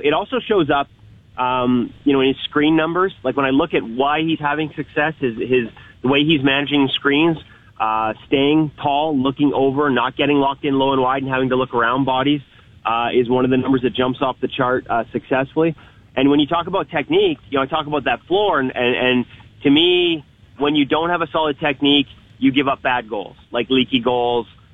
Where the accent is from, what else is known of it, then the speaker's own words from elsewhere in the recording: Vancouver, British Columbia, Canada; I'm from Vancouver